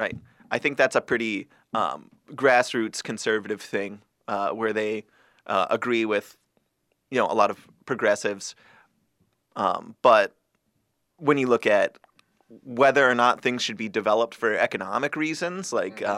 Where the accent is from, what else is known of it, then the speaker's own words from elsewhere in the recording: Greater Minnesota, United States; the Democrats from like my hometown, mm-hmm. right, it was basically um, the teachers and some of the farmers